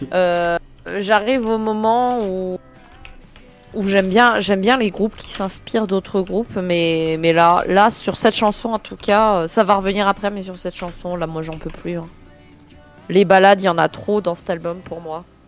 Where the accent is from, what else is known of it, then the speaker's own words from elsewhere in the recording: France; je suis française